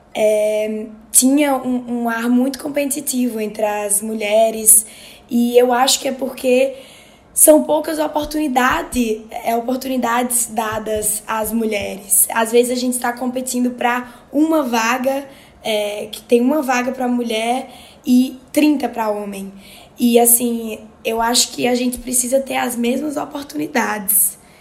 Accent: Northeast Region, Brazil

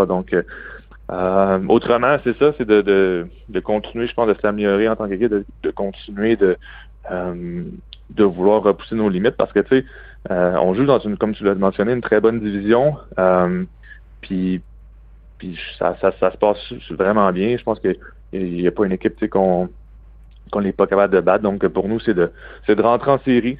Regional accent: Quebec City, Quebec, Canada; now in Boston, United States; je suis un gars de Québec

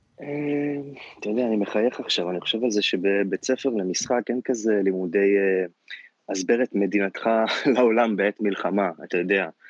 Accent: Israel; אני תופס את עצמי כ- כרגע כישראלי, כאזרח

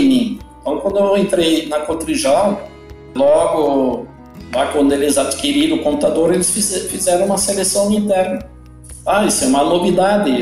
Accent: Não-Me-Toque, Rio Grande do Sul, Brazil; eu nasci no interior do Brasil, interior do Rio Grande do Sul, no interior da cidade de Nometoque. Então eu sou filho de pequenos produtores

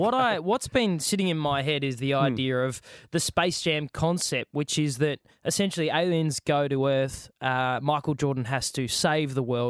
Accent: Adelaide, South Australia, Australia; moved away as an adult; now in Sydney, Australia; I am from Adelaide originally. I'm South Australian born and bred. So I moved up to the Harbour City

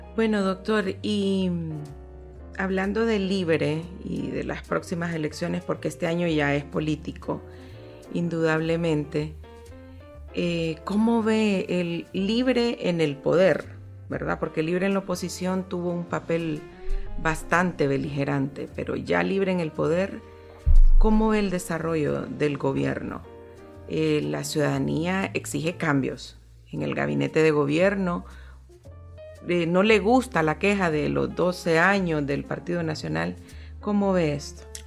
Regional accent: Honduras; como hondureños

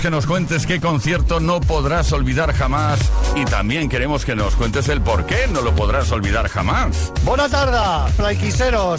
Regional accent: Málaga, Andalusia, Spain; siendo de Málaga

